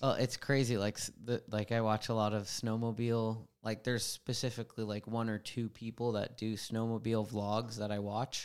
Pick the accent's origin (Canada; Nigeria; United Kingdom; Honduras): Canada; Vancouver Island, British Columbia; I grew up on Vancouver Island, which was big bike influence